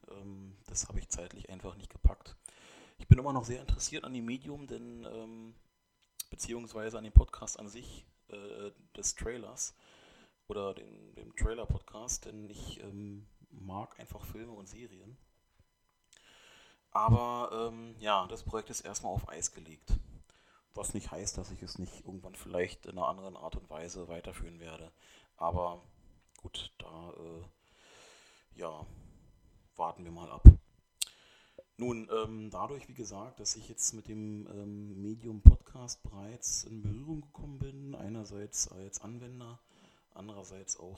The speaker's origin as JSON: {"language": "German", "country": "Germany", "tie": "born or raised there", "said": "nur bin ich in Deutschland aufgewachsen, deswegen... Ähm, wurde mein Name auch eingedeutscht, sozusagen."}